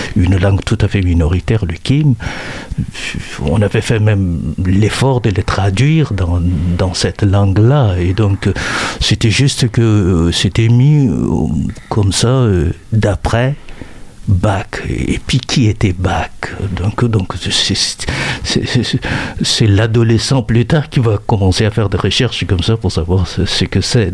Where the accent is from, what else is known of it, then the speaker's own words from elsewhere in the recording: Chad; moi, au Tchad